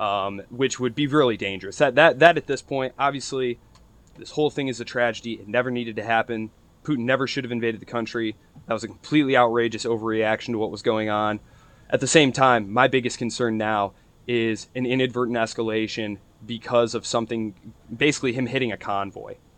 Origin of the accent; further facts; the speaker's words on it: United States; I'm an American